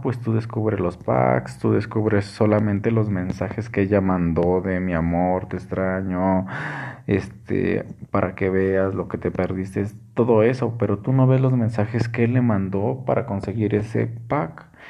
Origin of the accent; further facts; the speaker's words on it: Mexico; estamos tan marcados como mexicanos